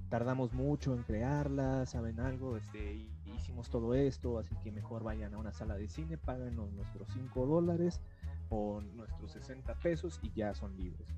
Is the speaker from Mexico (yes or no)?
yes; Mexico; como cualquier mexicano